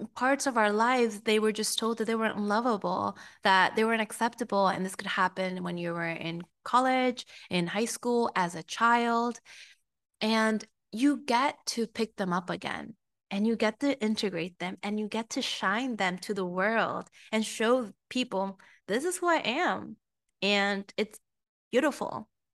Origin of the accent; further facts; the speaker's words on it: Peru; moved away; also born or lived in United States; I am from Peru, so I'm very Hispanic as well